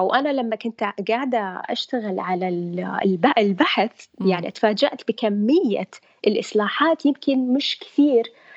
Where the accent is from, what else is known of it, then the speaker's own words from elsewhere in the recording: Saudi Arabia; moved away as an adult; also born or lived in United Kingdom; عندنا في السعوديه